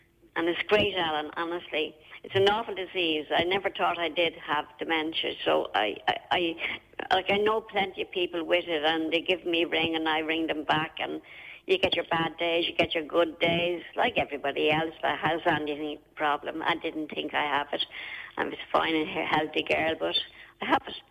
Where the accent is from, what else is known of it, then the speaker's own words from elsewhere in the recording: Dublin, Leinster, Ireland; also born or lived in Meath; now in Wexford, Ireland; we are originally from Dublin, and well, born and reared right beside Camanum Jail, and we moved then to Mead